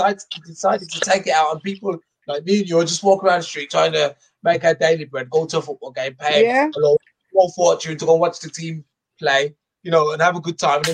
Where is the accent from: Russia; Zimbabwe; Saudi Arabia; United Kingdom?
United Kingdom; England; as an English person